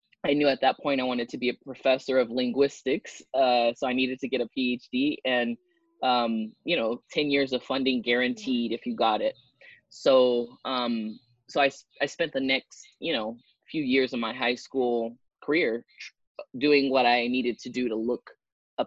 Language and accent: English; Long Beach, California, United States; I grew up in Long Beach, California